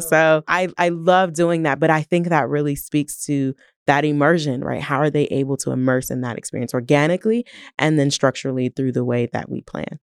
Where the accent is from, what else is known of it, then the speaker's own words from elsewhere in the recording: Canton, Ohio, United States; moved away as an adult; also born or lived in Toledo, Ohio; now in Tulsa, United States; I am originally from Canton, Ohio, um, home of the Hall of Fame